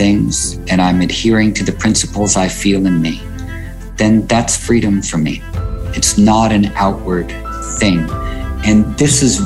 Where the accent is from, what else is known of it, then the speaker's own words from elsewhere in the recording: New York City, New York, United States; I grew up in New York City in Greenwich Village